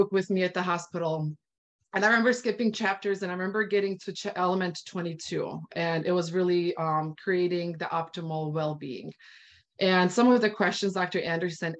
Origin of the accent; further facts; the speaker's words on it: Bosnia & Herzegovina; moved away; I'm originally from Bosnia. So I really started sharing this with my Bosnian community